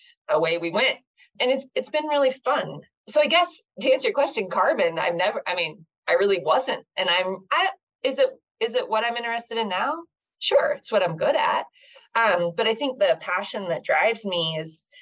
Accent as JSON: {"language": "English", "region": "Northern California", "country": "United States", "tie": "born or raised there", "moved": "yes", "said": "I grew up in Northern California"}